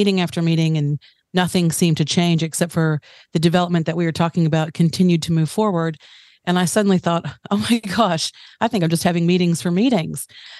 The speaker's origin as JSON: {"language": "English", "country": "United States", "tie": "born or raised there", "moved": "yes", "lives_now": "Tauranga, New Zealand", "said": "I'm American-born New Zealander. So I've spent the last 15 years in Tauranga."}